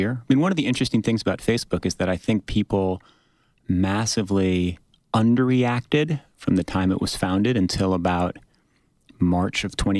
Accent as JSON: {"language": "English", "country": "United States", "said": "I have a slightly American perspective because I'm an American"}